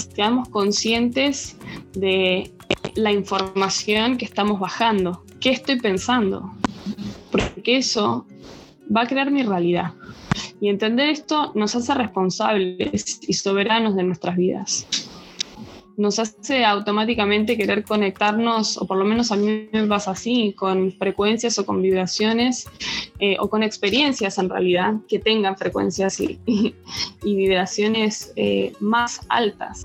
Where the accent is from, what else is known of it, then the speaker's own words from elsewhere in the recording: Buenos Aires, Argentina; moved away; soy argentina, nací en Buenos Aires